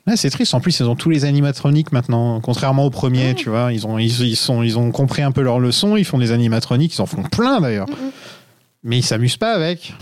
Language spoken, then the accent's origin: French; France; je suis un vrai français